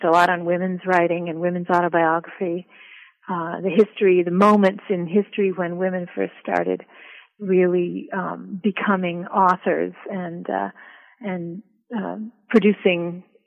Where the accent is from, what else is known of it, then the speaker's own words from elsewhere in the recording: Ithaca, New York, United States; moved away as an adult; also born or lived in Italy / Switzerland; now in Boston, United States; I was born in Ithaca, New York, upstate New York, grew up there, and also spent many years of my childhood and adolescence, or several years, living in Europe with my family, in Italy and Switzerland